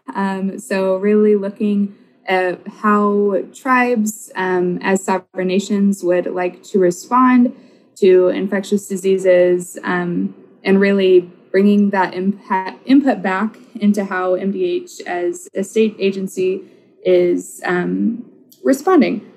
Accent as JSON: {"language": "English", "region": "Oklahoma", "country": "United States", "tie": "born or raised there", "moved": "yes", "lives_now": "Minnesota, United States", "said": "I grew up in Oklahoma"}